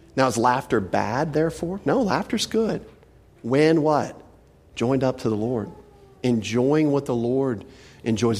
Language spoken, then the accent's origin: English; Texas, United States; I'm from Texas